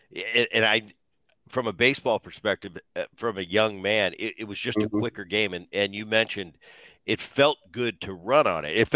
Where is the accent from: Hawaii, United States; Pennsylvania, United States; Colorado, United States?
Pennsylvania, United States; a kid, I remember I grew up in Veterans Stadium.